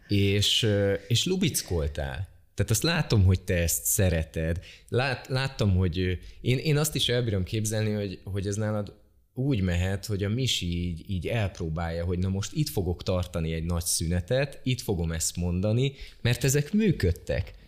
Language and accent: Hungarian; Békéscsaba, Békés, Hungary; moved away; én magam is Békés Csabáról jöttem